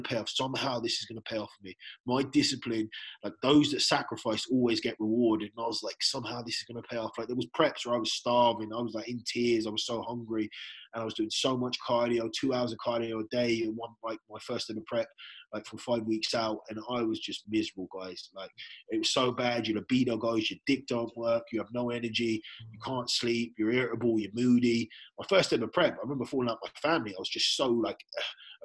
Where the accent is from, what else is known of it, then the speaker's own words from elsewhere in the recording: England, United Kingdom; now in Ireland; I'm originally from England